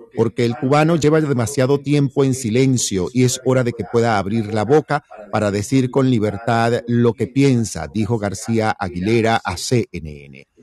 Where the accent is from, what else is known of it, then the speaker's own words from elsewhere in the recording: Venezuela; moved away; los que venimos de Venezuela